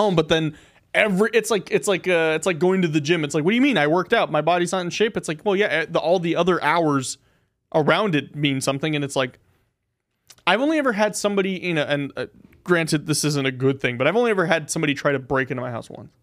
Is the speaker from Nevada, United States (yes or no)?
yes; Pahrump, Nevada, United States; now in North Las Vegas, United States; I guess I'm from Harump